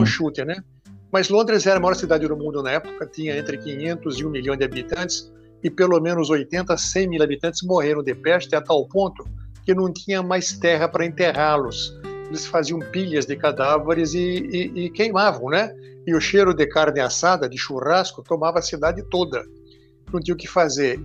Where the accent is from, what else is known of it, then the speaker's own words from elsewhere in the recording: Israel; now in Brazil; nasci em Israel